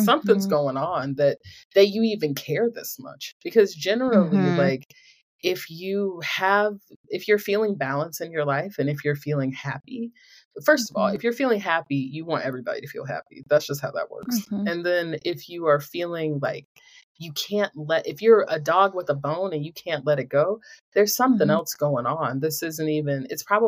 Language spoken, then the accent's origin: English; Greensboro, North Carolina, United States; I'm from Greensboro.